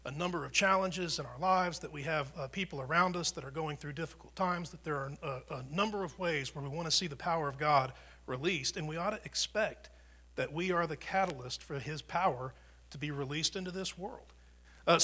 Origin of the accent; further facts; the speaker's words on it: United States; I grew up in America and I'm white, or my mom and dad were Christians